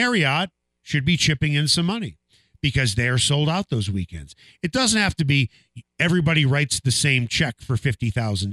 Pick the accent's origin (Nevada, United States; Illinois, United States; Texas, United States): Illinois, United States; Chicago; I grew up in Chicago